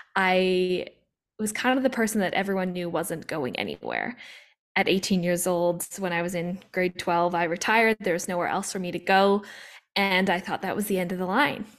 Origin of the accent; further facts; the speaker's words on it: Vancouver, British Columbia, Canada; I grew up in Vancouver, Canada, where I am now